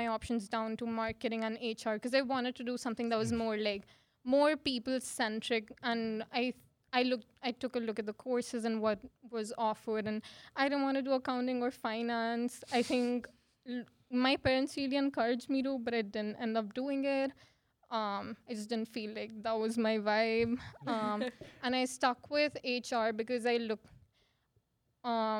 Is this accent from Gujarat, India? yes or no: yes; Ahmedabad, Gujarat, India; moved away as an adult; now in Saskatoon, Canada; I moved here from Ahmedabad, India. So I am from India.